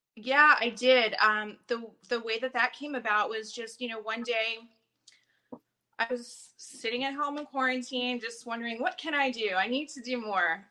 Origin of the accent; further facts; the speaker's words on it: New Jersey, United States; moved away; I'm from the East Coast. I'm from New Jersey originally